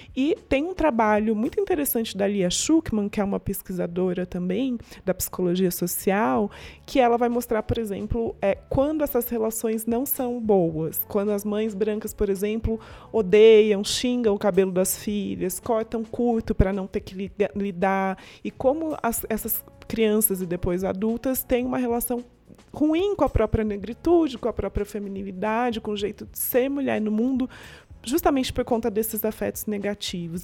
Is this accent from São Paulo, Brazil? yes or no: yes; interior of São Paulo, Brazil; Eu sou do interior de São Paulo, todo mundo era branco, vivia num mundo muito branco